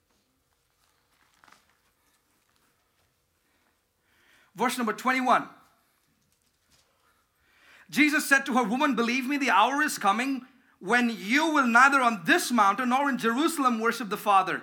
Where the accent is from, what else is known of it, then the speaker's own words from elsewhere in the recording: India; moved away; growing up in India.